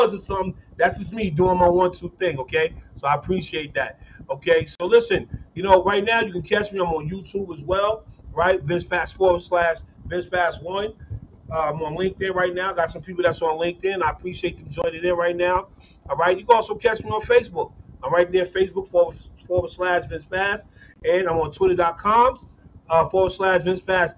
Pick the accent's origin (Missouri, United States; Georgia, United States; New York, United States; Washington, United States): New York, United States; New York City; now in Cincinnati, United States; I graduated from Stevenson, but I'm from Brooklyn